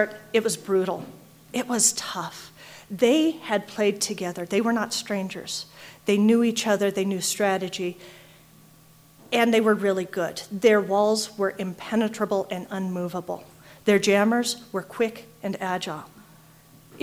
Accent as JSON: {"language": "English", "region": "Colorado", "country": "United States", "said": "I'm from Colorado"}